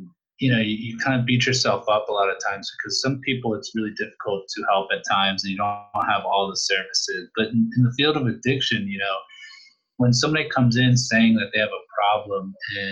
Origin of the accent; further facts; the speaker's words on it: Northern Virginia, United States; also born or lived in Caribbean; now in Richmond, United States; I grew up in Northern Virginia, actually. So right now I'm in Richmond